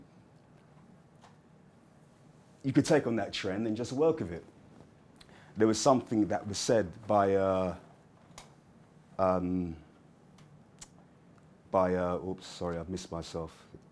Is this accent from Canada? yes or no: no; London, United Kingdom; when I was growing up as a kid, things like that really stood out to me because I'm from Hackney